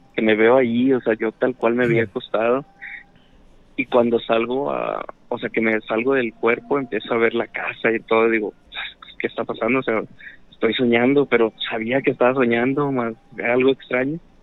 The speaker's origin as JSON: {"language": "Spanish", "town": "Guadalupe", "region": "Nuevo León", "country": "Mexico", "said": "De acá de Guadalupe, Nuevo León"}